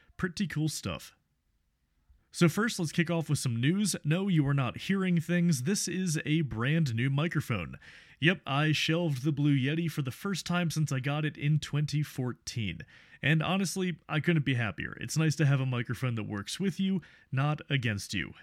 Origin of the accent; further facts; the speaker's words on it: United States; as an American from far away